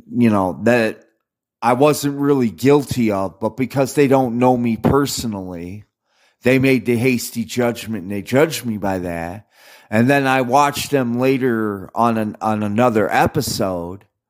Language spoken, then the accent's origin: English; United States; I'm an American